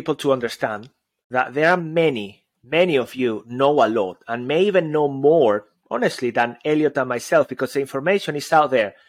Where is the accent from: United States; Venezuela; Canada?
Venezuela; English is a second language; Especially in my case, I've got an accent. I come from Venezuela.